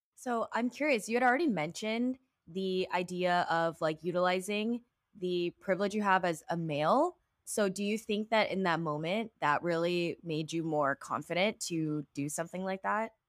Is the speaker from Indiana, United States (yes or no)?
no; Texas, United States; now in New York, United States; as transplants, I'm from Texas